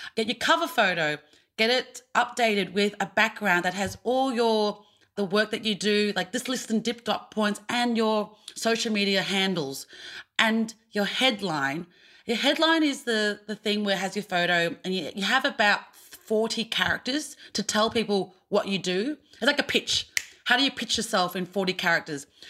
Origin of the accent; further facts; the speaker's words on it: Australia; being an Australian Asian actor